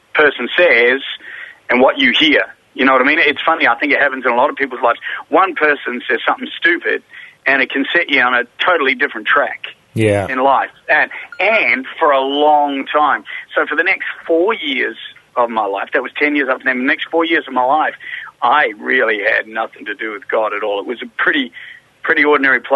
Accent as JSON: {"language": "English", "town": "Christchurch", "region": "Canterbury", "country": "New Zealand", "tie": "born or raised there", "said": "I was born in Christchurch in New Zealand, the Shaky Isles"}